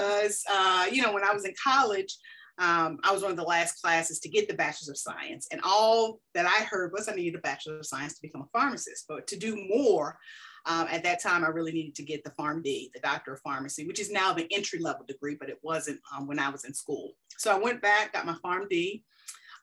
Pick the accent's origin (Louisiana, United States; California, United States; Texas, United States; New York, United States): Louisiana, United States; New Orleans; moved away as an adult; also born or lived in Charleston; I was born and raised in New Orleans